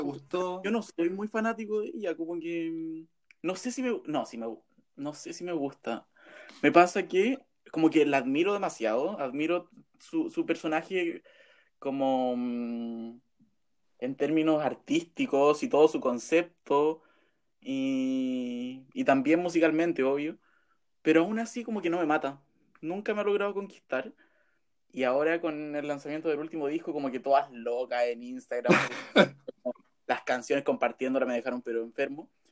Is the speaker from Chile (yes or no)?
yes; Pomaire, Santiago Metropolitan Region, Chile; moved away as an adult; now in Santiago, Chile; soy de Pomaire, pero vivo hace cuatro años, los mismos cuatro años que estudio en Santiago.